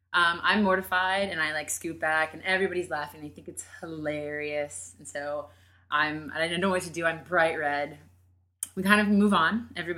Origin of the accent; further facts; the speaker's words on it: Florida, United States; I'm from Florida.